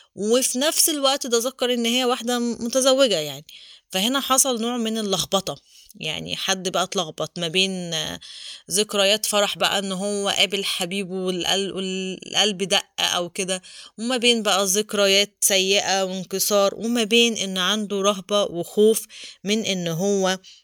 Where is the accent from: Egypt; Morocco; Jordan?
Egypt; احنا كمصريين